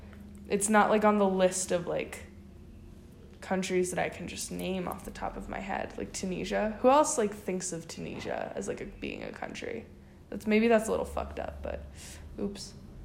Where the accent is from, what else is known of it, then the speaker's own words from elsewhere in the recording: Texas, United States; Like, we're from Texas.